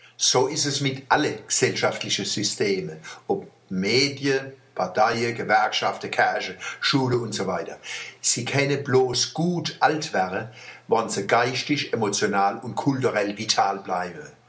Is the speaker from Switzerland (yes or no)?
no; Wallstadt, Baden-Württemberg, Germany; Bei uns in Wallstadt